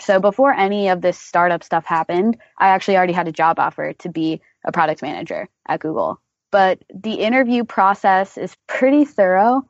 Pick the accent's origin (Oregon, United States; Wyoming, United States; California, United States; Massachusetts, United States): Oregon, United States; Portland; moved away as an adult; also born or lived in Austin, Texas; I grew up in Portland, Oregon, and then I went to the University of Texas at Austin where I studied computer science.